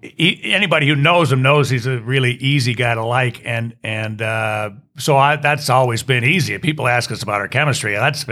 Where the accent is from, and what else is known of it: Chicago, Illinois, United States; born or raised there